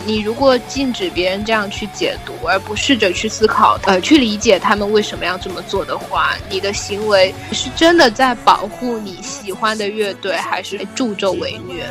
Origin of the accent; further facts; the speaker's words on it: China; 我们从小在大陆长大